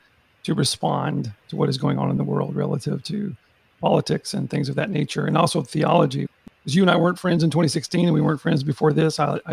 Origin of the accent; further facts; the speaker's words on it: Texas, United States; Where I'm from is from the great state of Texas in the United States